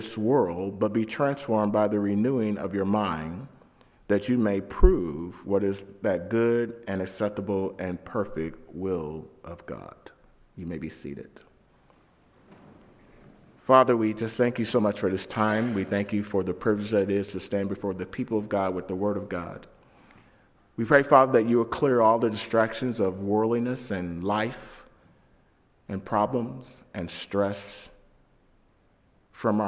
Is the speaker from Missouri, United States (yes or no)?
yes; St. Louis, Missouri, United States; I grew up in St. Louis, the first 12 years of my life in downtown St. Louis, Missouri, in the hood, and then we moved to the suburbs